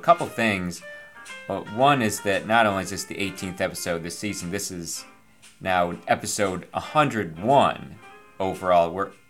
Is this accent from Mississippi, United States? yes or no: no; Binghamton, New York, United States; except in Binghamton, New York, my hometown, which Hockey News, the magazine in the 70s, called it Hockey Town USA.